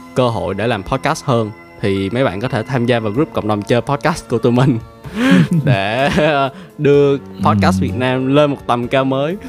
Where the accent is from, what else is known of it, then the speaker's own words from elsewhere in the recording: Vietnam; mình là người Việt Nam và mình tự hào về điều đó